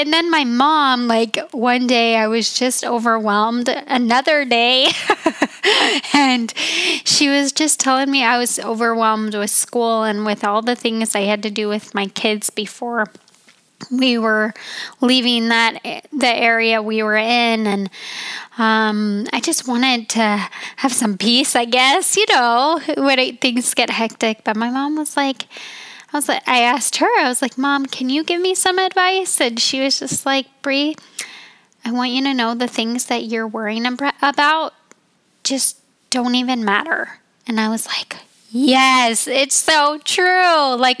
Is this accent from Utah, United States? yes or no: yes; Utah, United States; also born or lived in Colorado; I call Utah my home state and Colorado.